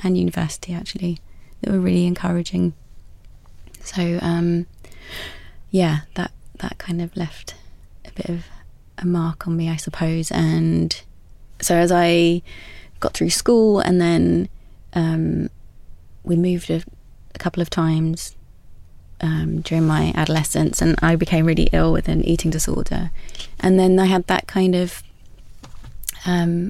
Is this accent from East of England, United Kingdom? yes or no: yes; Essex, East of England, United Kingdom; I grew up in Essex by the sea